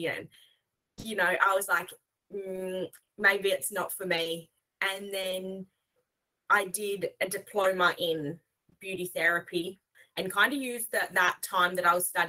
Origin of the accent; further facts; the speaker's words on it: Western Australia, Australia; from AJM Hire in Western Australia.